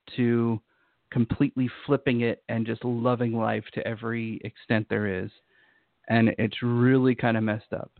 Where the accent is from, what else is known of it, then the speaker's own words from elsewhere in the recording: Utah, United States; moved away; I used to live in Utah. I grew up in Utah